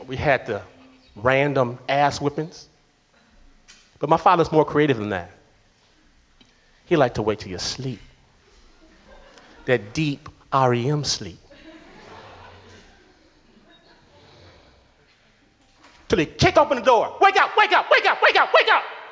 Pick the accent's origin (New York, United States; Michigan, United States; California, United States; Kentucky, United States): Michigan, United States; Detroit; I'm from Detroit